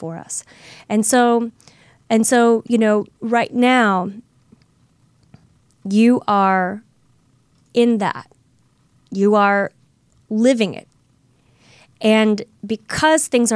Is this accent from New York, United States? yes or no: no; St. Louis, Missouri, United States; moved away; my hometown of St. Louis